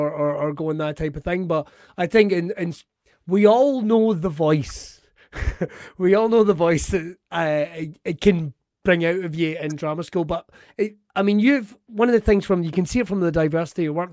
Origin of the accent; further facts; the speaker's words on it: Ayrshire, Scotland, United Kingdom; I'm from Ayrshire